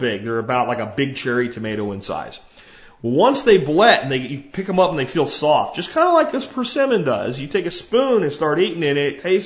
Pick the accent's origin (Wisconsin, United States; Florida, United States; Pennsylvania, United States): Florida, United States; Jacksonville; an apartment complex I grew up in Jacksonville, Florida